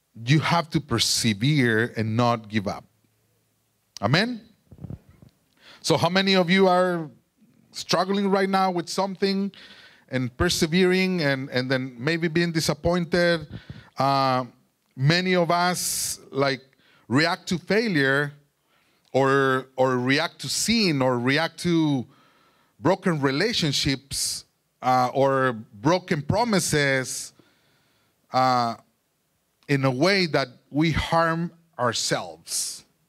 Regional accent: Durango, Mexico; English is a second language; moved away; I'm from Durango, Mexico, and I grew up there.

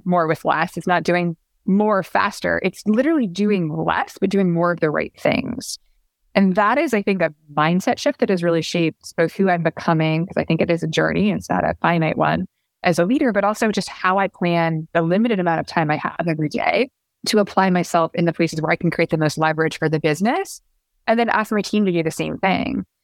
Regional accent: Pacific Northwest, United States; now in New York, United States; I grew up in the Pacific Northwest

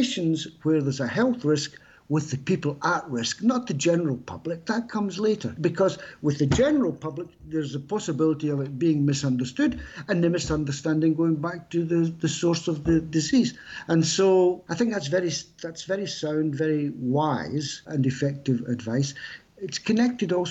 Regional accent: United Kingdom; now in France; I'm British, obviously, but living in France

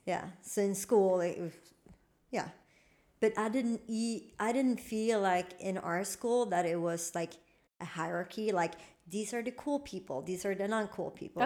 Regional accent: Malmö, Skåne, Sweden; English is a second language; also born or lived in United States; where I grew up in Limham

